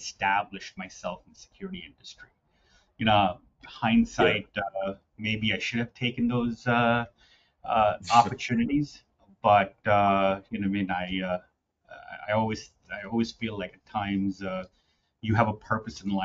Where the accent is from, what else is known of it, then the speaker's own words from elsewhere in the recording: New York City, New York, United States; I grew up in the city. I grew up in Queens